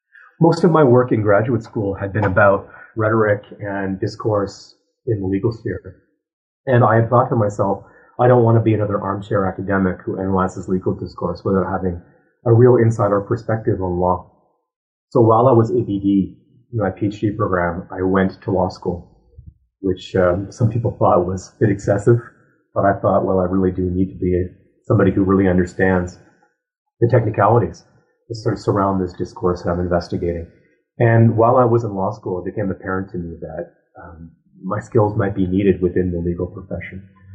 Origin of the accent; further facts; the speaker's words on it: Ottawa, Ontario, Canada; So I was raised in Ottawa